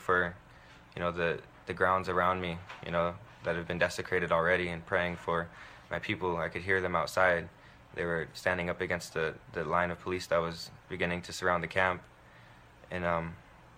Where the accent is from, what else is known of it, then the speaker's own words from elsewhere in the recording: South Dakota, United States; I'm from Cheyenne River Sioux Tribe Indian Reservation, Itasipcho, Mini Koju Bands, and I live in Eagle Butte.